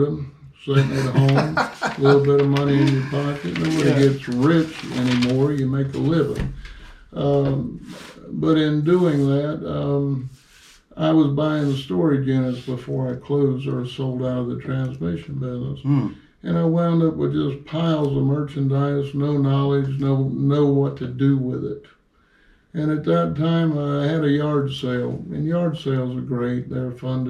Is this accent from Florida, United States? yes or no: yes; Tampa, Florida, United States; I'm from Tampa, Florida. I was born on Del Mabry when it was a two-lane highway